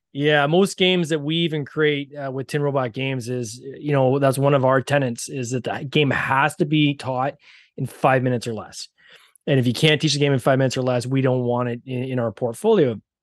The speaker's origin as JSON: {"language": "English", "country": "Canada", "accent": "Canadian", "said": "I have the Canadian accent"}